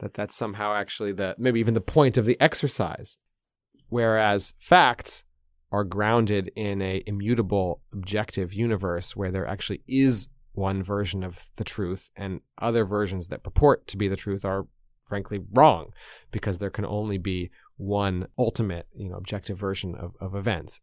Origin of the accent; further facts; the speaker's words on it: United States; now in Moscow, Russia; As a American journalist in Russia